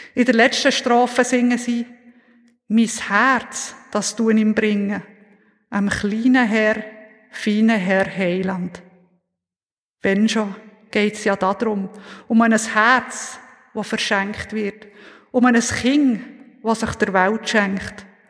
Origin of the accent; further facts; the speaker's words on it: Oppligen, Bern, Switzerland; Oppigen, wo ich aufgewachsen bin, dort fährt kein Zug